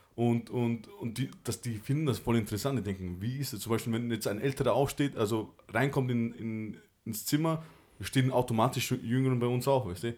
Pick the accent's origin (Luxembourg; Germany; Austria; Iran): Austria; ich bin halt hier geboren und ähm, ich bin halt ursprünglich aus Kosovo